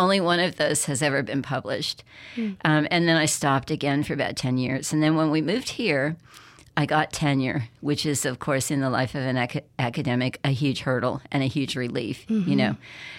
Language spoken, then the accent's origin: English; Berkeley, California, United States; now in Mississippi, United States; Growing up in Berkeley in the 1960s, you know, I was pretty interested in the civil rights movement.